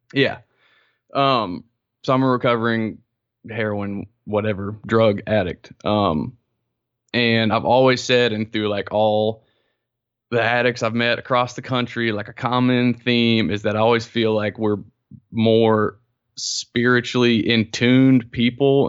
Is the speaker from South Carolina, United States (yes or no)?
yes; South Carolina, United States; I'm from South Carolina, and I grew up Southern Presbyterian.